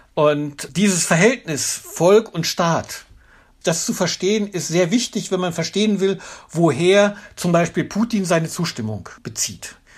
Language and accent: German; Germany; als Deutsche